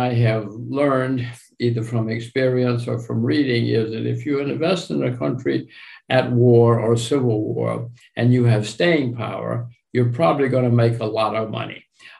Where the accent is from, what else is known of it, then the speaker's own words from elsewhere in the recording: United States; I'm an American.